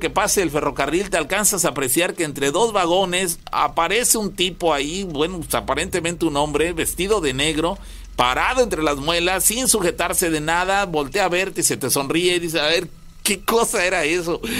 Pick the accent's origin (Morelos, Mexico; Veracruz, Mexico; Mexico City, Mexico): Veracruz, Mexico; Naranjal; tengo 20 años. Yo soy del municipio de Naranjal, aquí relativamente cerca de Córdoba.